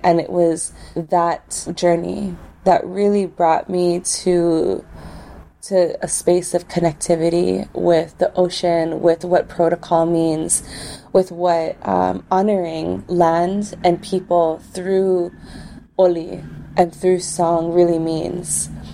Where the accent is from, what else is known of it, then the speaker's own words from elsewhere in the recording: Waimea, Hawaii, United States; where I was raised in Waimea, we're raised right in the face of the Mauna